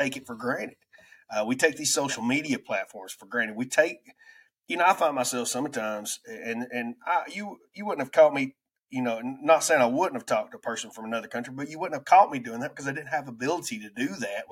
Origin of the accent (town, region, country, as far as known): United States; accent: redneck